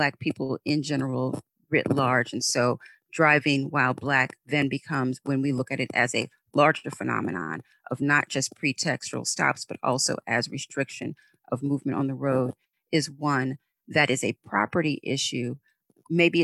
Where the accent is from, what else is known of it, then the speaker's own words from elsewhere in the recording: New Orleans, Louisiana, United States; moved away; I'm originally from New Orleans, Louisiana